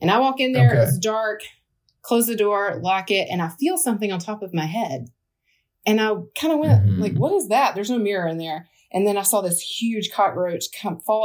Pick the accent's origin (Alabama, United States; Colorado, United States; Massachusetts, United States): Alabama, United States; now in Charlotte, United States; I grew up in Alabama.